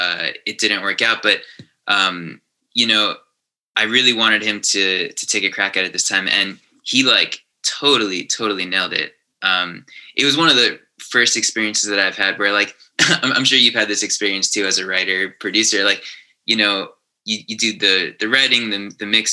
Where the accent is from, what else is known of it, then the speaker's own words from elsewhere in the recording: Long Island, New York, United States; also born or lived in Manhattan, New York; Born and raised Long Island.